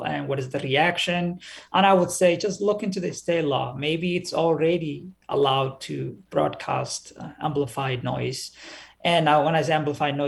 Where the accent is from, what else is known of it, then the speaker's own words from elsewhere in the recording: Somalia; now in Minneapolis, United States; I grew up in Somalia, where we hear the call to prayer everywhere we go.